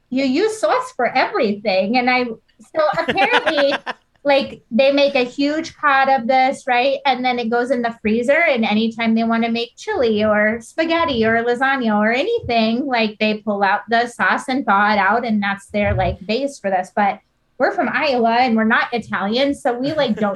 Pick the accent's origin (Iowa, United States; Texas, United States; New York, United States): Iowa, United States; we're from Iowa, right?